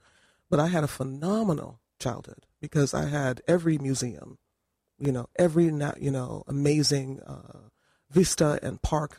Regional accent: Brooklyn, New York, United States; Yeah, I grew up in the East New York section of Brooklyn, New York, sometimes called Ocean Hill, Do or Die, Bed-Stuy, you know, home of Biggie Smalls

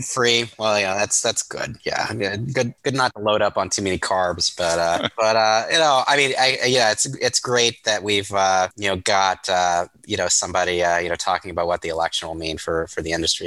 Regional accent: Ohio, United States; I grew up in Ohio

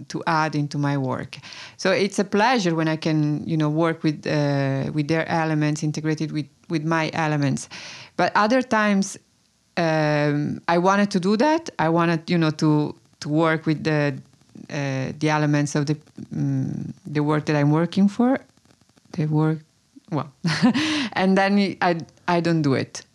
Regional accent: Tuscany, Italy; now in Brooklyn, United States; I was born in Italy. I grew up in Italy.

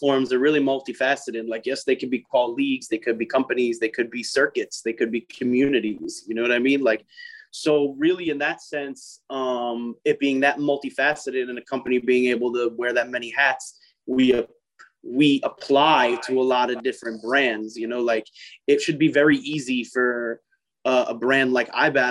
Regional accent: New York City, New York, United States; I'm from Staten Island

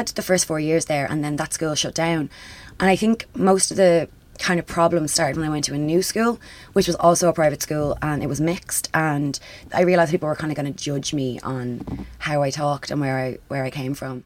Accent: Dublin, Leinster, Ireland; I grew up in Ringsend, which would have been considered at the time a very working

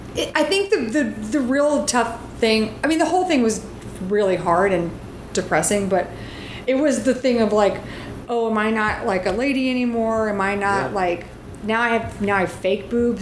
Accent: the South, United States; I grew up in the South

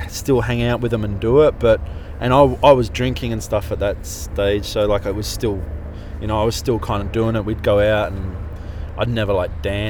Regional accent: Maroubra, New South Wales, Australia; Well, it got a bit weird because then I started to not hang out with my mates as much.

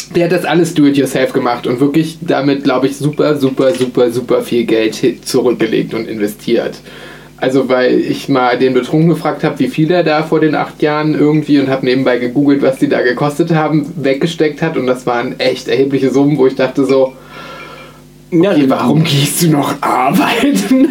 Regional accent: Berlin, Germany; Bei uns in Berlin

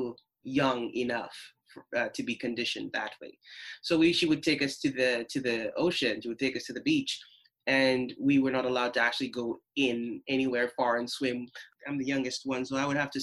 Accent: St. Lucia; moved away; The first formative years of my life, I grew up in St. Lucia

